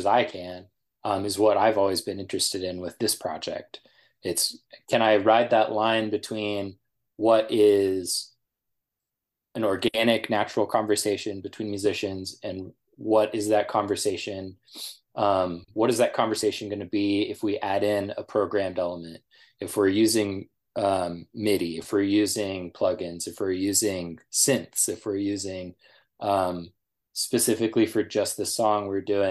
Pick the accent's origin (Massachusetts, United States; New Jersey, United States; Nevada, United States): Nevada, United States; moved away as an adult; also born or lived in Idaho; I grew up in Nevada